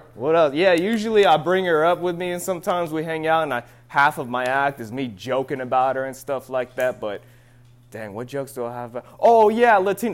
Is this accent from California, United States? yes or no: yes; the Bay Area, California, United States; We're all from the Bay Area